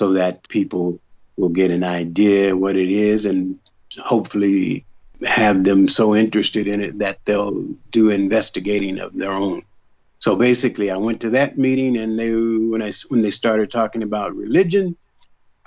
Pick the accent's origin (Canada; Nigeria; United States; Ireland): United States; Dayton, Ohio; I grew up in Dayton, Ohio